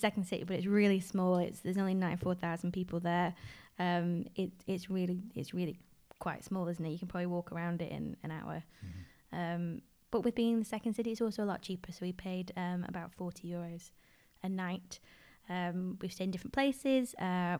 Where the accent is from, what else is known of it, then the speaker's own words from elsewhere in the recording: Wales, United Kingdom; moved away; also born or lived in Manchester, England / Spain; my family heritage is Irish, and I grew up in Wales.